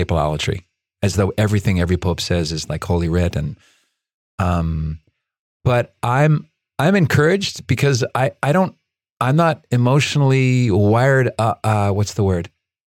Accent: Chile; born there; I was born in Chile.

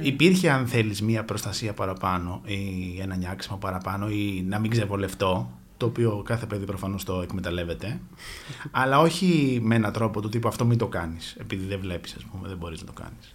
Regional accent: Athens, Attica, Greece; γεννήθηκα και μεγάλωσα στην Αθήνα.

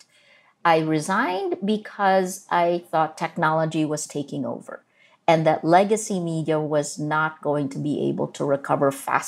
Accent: New Jersey, United States; first language Tagalog; English is a second language; moved away as an adult; also born or lived in Philippines; now in Manila, Philippines; I grew up in America, in New Jersey

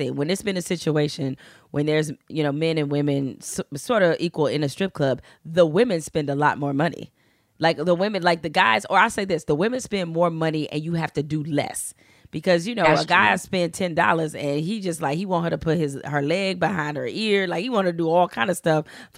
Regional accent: Detroit, Michigan, United States; I was born in Detroit. As I like to say, I'm from the real hood, not the rap hood

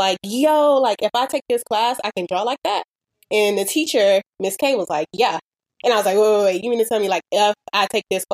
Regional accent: Miami, Florida, United States; I grew up in Miami, of course, I grew up in like Dade County

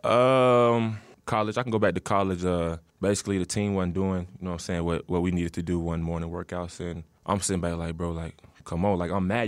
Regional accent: Atlanta, Georgia, United States; moved away; growing up in Atlanta

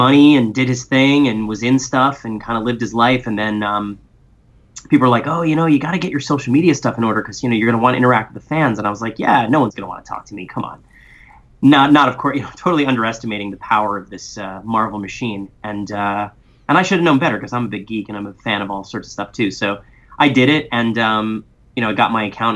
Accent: New York City, New York, United States; I am born and raised in New York City

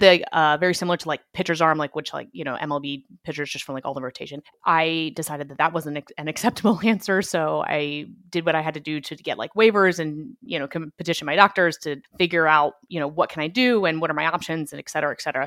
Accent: Annapolis, Maryland, United States; I grew up in Annapolis, Maryland, where the Naval Academy is

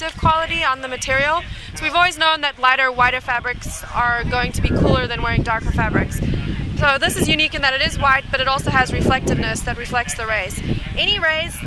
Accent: South Africa; now in Austin, United States; I'm a South African

